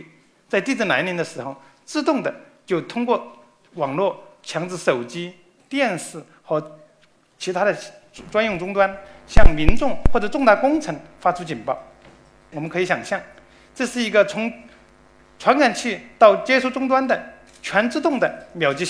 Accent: Sichuan, China; also born or lived in Austria; now in Chengdu, China; 我也是一名四川人

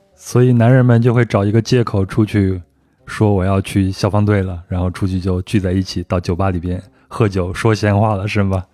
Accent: China; 我就是典型的中国人嘛，喜欢问人家从哪里来

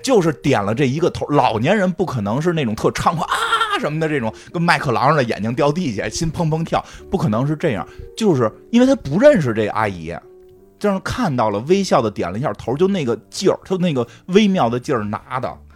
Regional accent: Beijing, China; 因为那也是我初中的时候，还真是，真是嗯那太有感觉了，初中时候 每天去百盛看能不能遇上喜欢的， 喜欢的同学这种

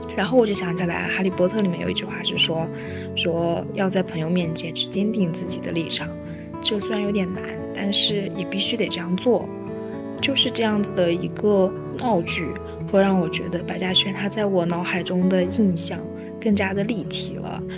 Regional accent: northern China, China; 我作为一个北方人

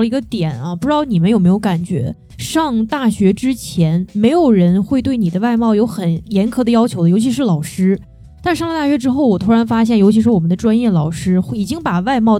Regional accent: China; 其实我觉得我们中国人是有这种意识的。

